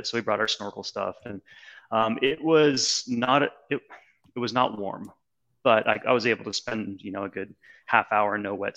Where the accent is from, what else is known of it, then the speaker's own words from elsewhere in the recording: San Francisco, California, United States; we're from San Francisco